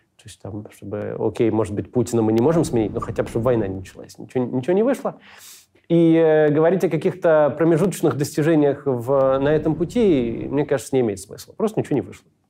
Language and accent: Russian; Israel; я вырос э, в Израиле